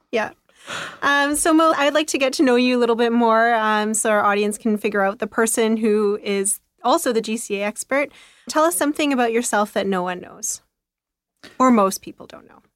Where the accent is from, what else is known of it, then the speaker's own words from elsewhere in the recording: Kelowna, British Columbia, Canada; now in Vancouver, Canada; I'm from Kelowna